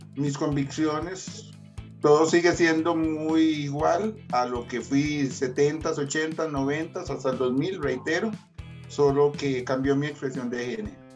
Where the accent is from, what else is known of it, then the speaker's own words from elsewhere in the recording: San José, Costa Rica; moved away as an adult; now in Puriscal, Costa Rica; yo nací en San José Centro. Hoy, hoy por hoy vivo en Puriscal, pero nací en San José Centro.